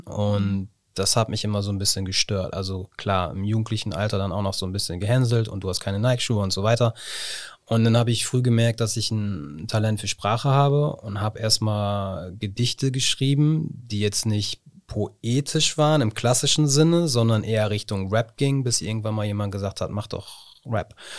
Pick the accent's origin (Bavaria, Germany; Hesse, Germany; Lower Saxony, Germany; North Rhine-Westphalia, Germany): Lower Saxony, Germany; Osnabrück; ich bin in Schinkel-Ost groß geworden